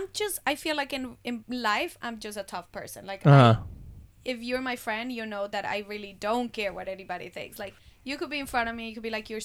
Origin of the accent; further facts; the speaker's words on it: Colombia; now in Miami, United States; I was born in Colombia